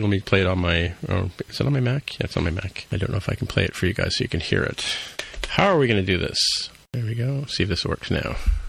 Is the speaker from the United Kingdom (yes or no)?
no; Canada; because we're Canadian